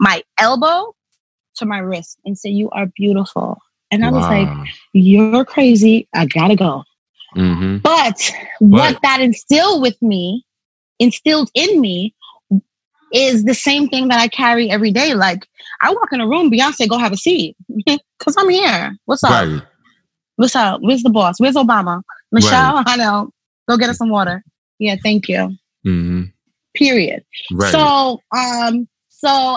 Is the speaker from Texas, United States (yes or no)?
no; New York City, New York, United States; growing up in Brooklyn, New York, born and raised, parents who are Trinidadian